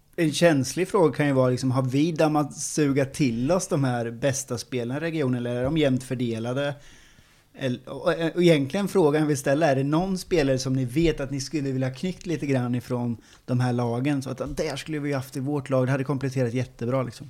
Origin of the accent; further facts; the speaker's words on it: Åby, Östergötland, Sweden; jag, jag är ju från Åby